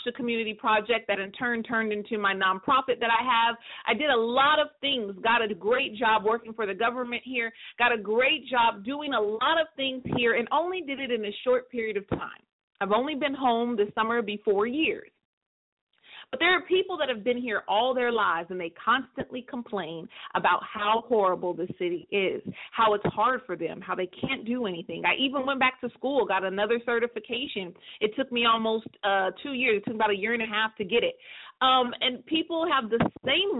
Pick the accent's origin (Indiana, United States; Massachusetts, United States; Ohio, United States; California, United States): California, United States; a small city in Northern; moved away as an adult; I live in a city, a small city, in Northern California